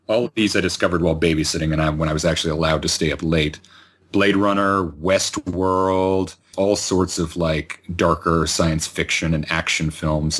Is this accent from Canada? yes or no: yes; Georgetown, Ontario, Canada; My hometown at Georgetown in Ontario